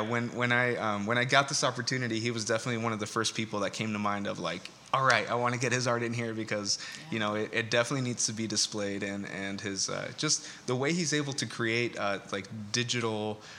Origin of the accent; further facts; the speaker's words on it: Escondido, California, United States; we're from Escondido